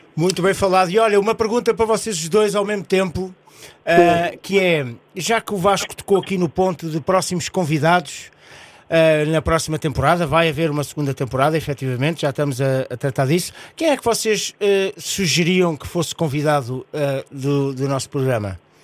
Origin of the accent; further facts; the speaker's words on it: Portugal; como sou um Tuga fervoroso, como eu costumo dizer, sou Tuga abelhão pato